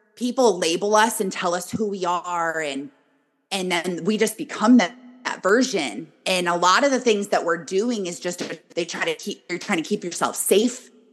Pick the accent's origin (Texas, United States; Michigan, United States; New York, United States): Michigan, United States; I am born and raised in Michigan.